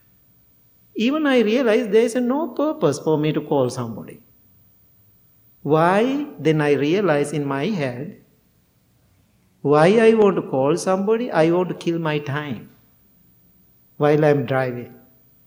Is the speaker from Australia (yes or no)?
no; Sri Lanka; first language Sinhala; English is a second language; moved away as an adult; Sinhala, my language